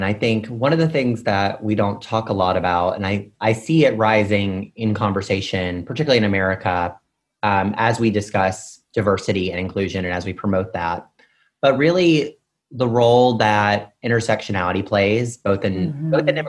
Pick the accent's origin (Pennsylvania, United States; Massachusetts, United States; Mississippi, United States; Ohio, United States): Mississippi, United States; I'm also from this rural South. So I'm from Mississippi, which can kind of sometimes feel like I'm coming from a different country, particularly when I'm in New York.